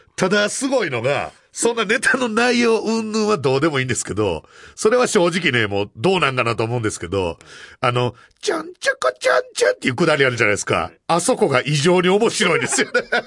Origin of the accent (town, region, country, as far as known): Kansai, Japan; accent: Kansai-ben